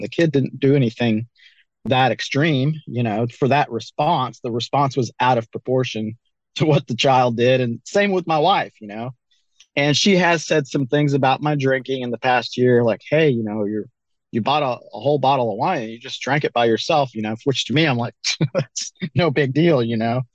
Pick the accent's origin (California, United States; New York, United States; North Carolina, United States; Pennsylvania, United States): North Carolina, United States; also born or lived in Colorado; now in Joplin, Missouri, United States; I grew up in North Carolina